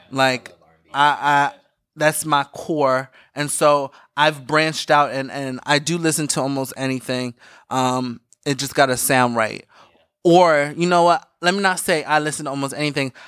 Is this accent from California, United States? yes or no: no; Philadelphia, Pennsylvania, United States; I'm from Philly